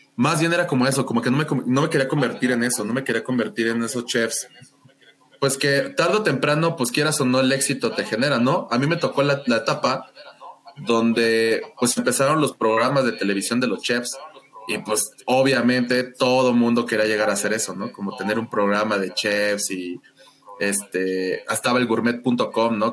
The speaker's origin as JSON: {"language": "Spanish", "country": "Mexico", "said": "como todo niño mexicano"}